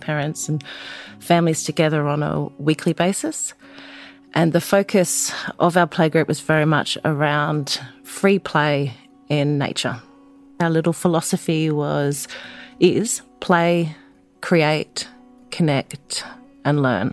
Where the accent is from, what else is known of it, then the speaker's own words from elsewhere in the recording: Brisbane, Queensland, Australia; also born or lived in Eungella, Queensland; now in Beechmont, Australia; I grew up in Brisbane